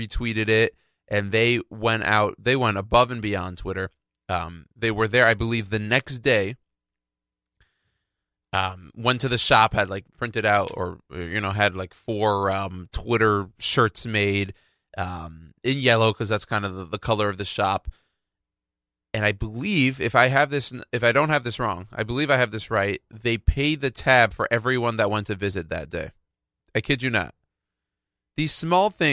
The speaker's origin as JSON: {"language": "English", "town": "Houston", "region": "Texas", "country": "United States", "tie": "born or raised there", "said": "my hometown in Houston"}